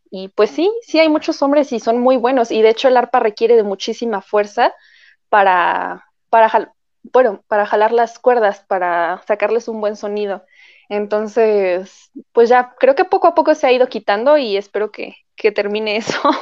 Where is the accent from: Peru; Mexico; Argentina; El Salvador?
Mexico; nosotros como mexicanos